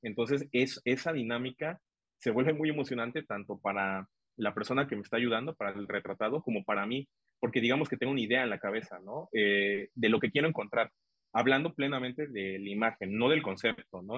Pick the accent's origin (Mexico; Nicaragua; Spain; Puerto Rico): Mexico; Tuxtla Gutiérrez, Chiapas; siendo chiapaneco, siendo tuxtleco